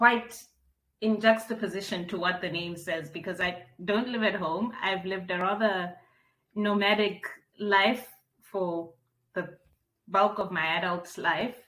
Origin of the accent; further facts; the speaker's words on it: Bloemfontein, Free State, South Africa; moved away as an adult; also born or lived in Maseru, Lesotho / Grahamstown, Eastern Cape; born in Bloemfontein, lived my formative years all the way right through to high school in Bloemfontein